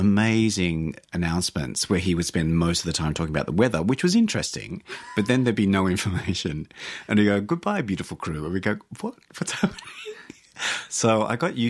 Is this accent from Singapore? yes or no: no; Australia; I'm Australian.